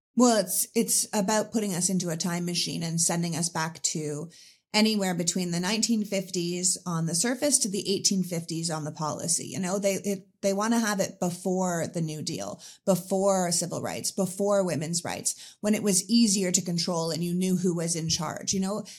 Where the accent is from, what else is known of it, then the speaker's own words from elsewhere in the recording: Canada; now in United States; I was Anglican growing up 'cause I'm Canadian.